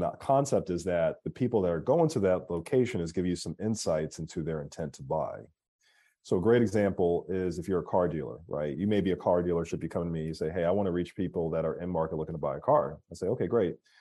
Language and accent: English; Philadelphia, Pennsylvania, United States; moved away as an adult; now in Atlanta, United States; I'm from Philadelphia, uh, born and raised.